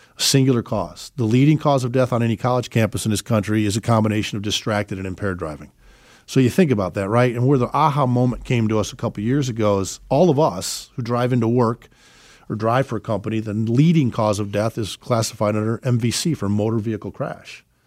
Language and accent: English; Chicago, Illinois, United States; moved away; we're originally from Chicago, have four beautiful children